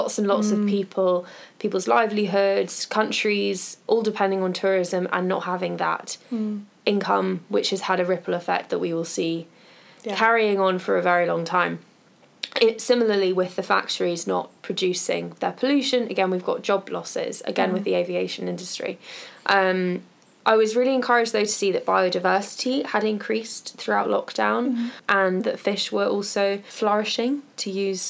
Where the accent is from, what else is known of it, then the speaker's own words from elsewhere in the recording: United Kingdom; we're British